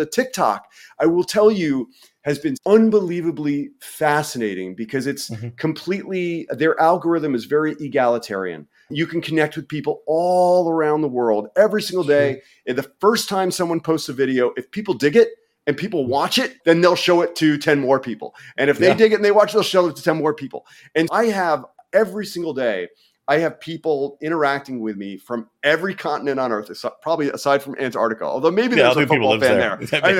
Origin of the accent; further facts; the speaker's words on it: New York City, New York, United States; My mom acted off Broadway. I grew up in New York City.